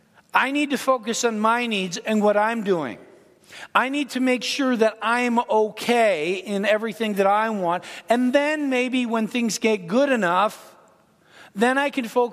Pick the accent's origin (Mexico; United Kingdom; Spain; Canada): Canada; Ontario; now in United States; I'm Canadian. I was born in Ontario, Canada, but I was born to an American in Canada